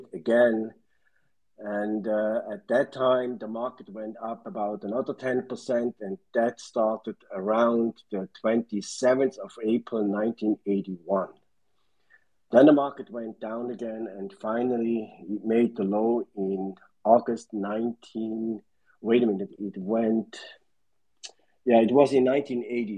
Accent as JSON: {"language": "English", "country": "Switzerland", "moved": "yes", "said": "I'm originally from Switzerland, but I don't ski and I don't yodel"}